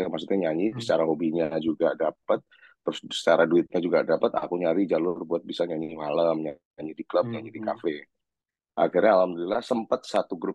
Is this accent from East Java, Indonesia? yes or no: yes; Surabaya, East Java, Indonesia; iya iya iya iya aku lahir dan besar di Surabaya